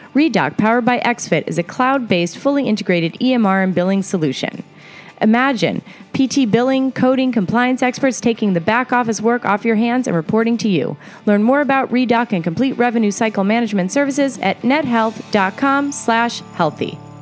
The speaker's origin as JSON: {"language": "English", "region": "Pennsylvania", "country": "United States", "said": "I'm from Pennsylvania."}